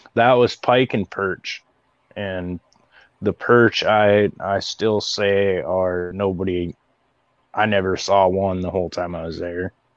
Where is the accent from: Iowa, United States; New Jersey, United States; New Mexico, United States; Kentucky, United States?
Iowa, United States; I'm a Midwest boy, born and raised in Iowa